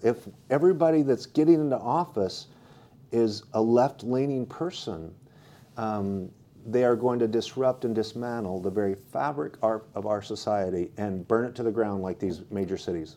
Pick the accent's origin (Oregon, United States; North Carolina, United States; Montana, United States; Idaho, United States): Idaho, United States; now in California, United States; I grew up in Idaho where nobody locks doors